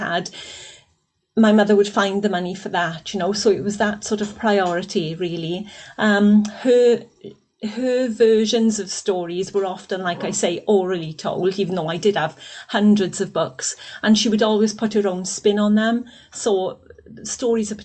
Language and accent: English; Aberbargoed, Wales, United Kingdom; I was brought up in a industrial Welsh Valleys little village called Aberbargoed